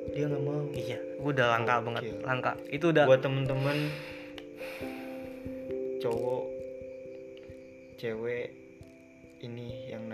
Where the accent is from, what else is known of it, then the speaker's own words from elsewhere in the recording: Depok, West Java, Indonesia; Depok juga yes gue acir gua orang Depok keren keren